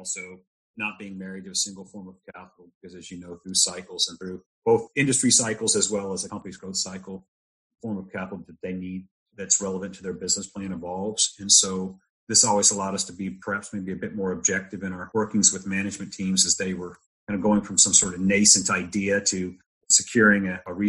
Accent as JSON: {"language": "English", "region": "Texas", "country": "United States", "tie": "born or raised there", "said": "But I spent my formative years in Texas. I'm married a Texan, so I'm one by proxy."}